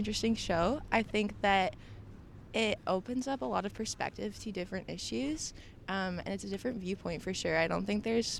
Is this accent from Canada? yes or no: yes; Stratford, Ontario, Canada; I grew up in rural Ontario.